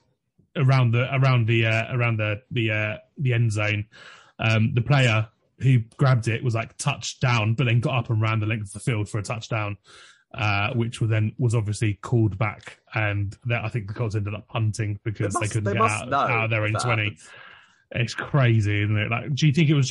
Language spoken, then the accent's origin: English; United Kingdom; I'm British